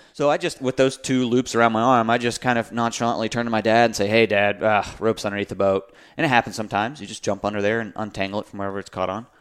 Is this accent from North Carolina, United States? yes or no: yes; Raleigh, North Carolina, United States; born and raised in Raleigh